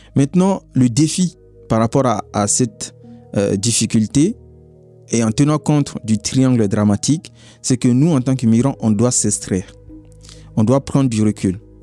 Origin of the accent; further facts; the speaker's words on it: Mali; moved away as an adult; now in France; je viens du Mali